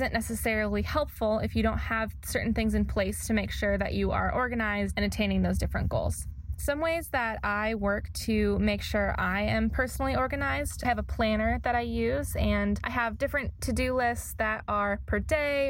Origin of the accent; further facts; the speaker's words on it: California, United States; moved away as an adult; also born or lived in Indiana; now in Missouri, United States; I went to grad school in Indiana, and I am originally from California